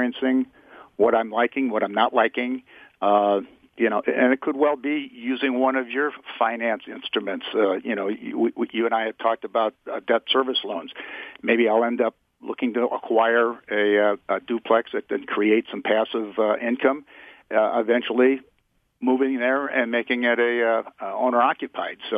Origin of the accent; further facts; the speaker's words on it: Midwest, United States; also born or lived in Las Vegas, Nevada; now in Bay Area, United States; I'm from the Midwest originally